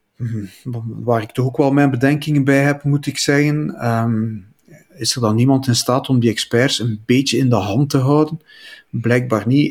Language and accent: Dutch; Flemings, Flanders, Belgium; Wij als Vlamingen